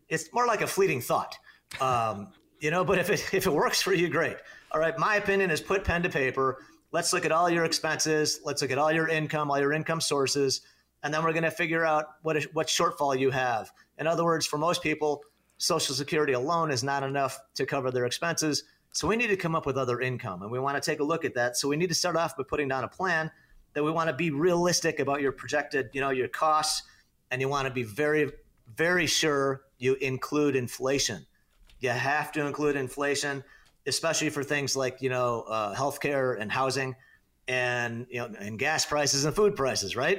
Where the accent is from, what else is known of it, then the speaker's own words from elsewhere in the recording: Naperville, Illinois, United States; moved away as an adult; now in Arizona, United States; I was born and raised in Northern Illinois. Um, you know, lived in the western suburbs of Chicago, born in the great town of Naperville, Illinois